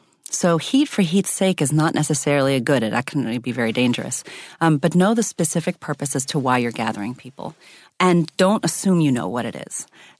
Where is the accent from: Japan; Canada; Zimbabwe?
Zimbabwe; born there; I'm biracial. I was born in Zimbabwe. I have an Indian mother and a white American father.